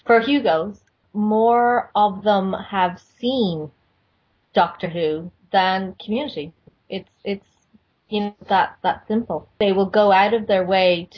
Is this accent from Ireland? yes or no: yes; Ireland; we would know, being Irish